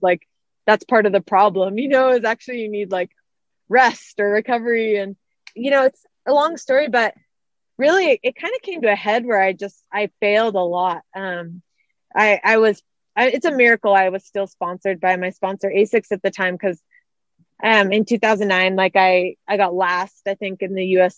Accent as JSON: {"language": "English", "town": "Santa Rosa", "region": "California", "country": "United States", "tie": "born or raised there", "also_born_or_lived": "Arizona", "moved": "yes", "said": "I grew up in Santa Rosa, um, California, so Northern California"}